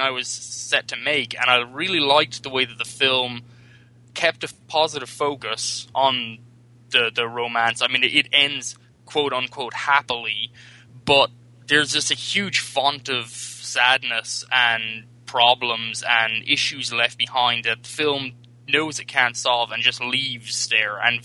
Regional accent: Ireland; accent: brogue; now in Louisville, United States; speaking as an Irish person who moved to the U.S.

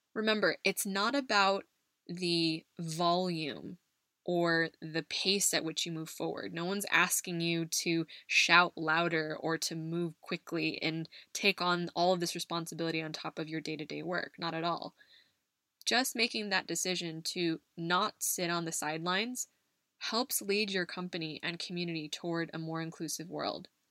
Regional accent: United States; moved away; my home country of the US

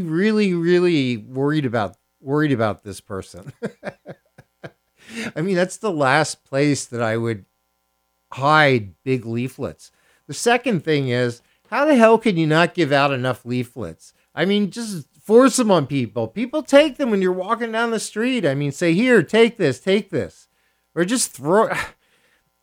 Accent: Philadelphia, Pennsylvania, United States; I hail from Philadelphia, Pennsylvania, home of the city of brotherly love

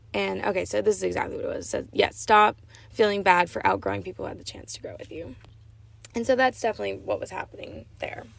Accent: Portland, Maine, United States; moved away; being from a cool city like portland maine

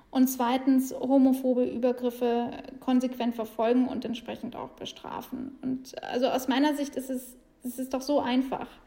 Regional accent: Black Forest, Baden-Württemberg, Germany; now in Berlin, Germany; ja auch aus dem Schwarzwald.

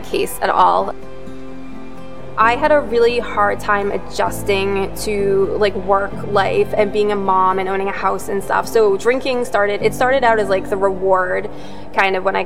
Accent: Yarmouth, Massachusetts, United States; also born or lived in Mashpee, Massachusetts; I'm originally from Yarmouth, but I live in Mashpee now

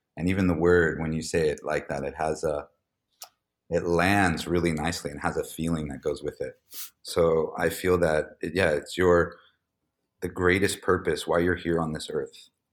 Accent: Hawaii, United States; moved away; also born or lived in Orange County, California; I grew up in Hawaii

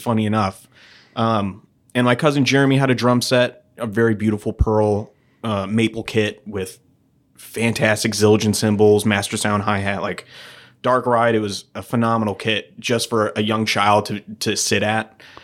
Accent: St. Louis, Missouri, United States; also born or lived in Oakville, Missouri / Kirkwood, Missouri; Saint Louis born and raised. I, uh, I grew up in Oakville, kinda South County area, right between Oakville and Melville.

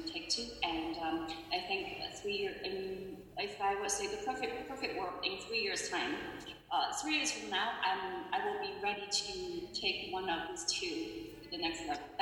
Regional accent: London, United Kingdom; accent: London; thank you for not picking on my London accent.

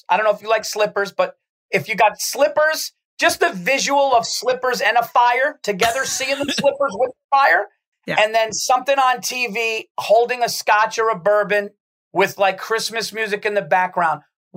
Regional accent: New York, United States; born or raised there

